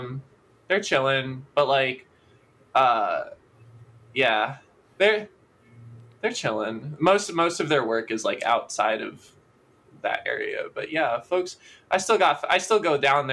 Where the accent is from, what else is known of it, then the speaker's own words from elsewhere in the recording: Stuart, Florida, United States; Well, I come from a place called Stewart. Which is in Southeast Florida